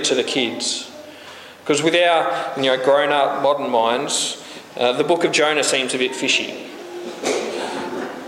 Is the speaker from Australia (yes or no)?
yes; Australia; We're Australian